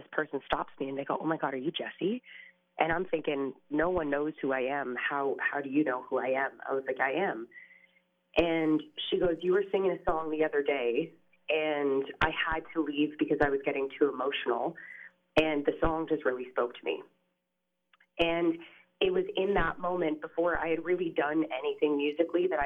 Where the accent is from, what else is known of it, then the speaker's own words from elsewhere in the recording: Canada; an up and coming Canadian artist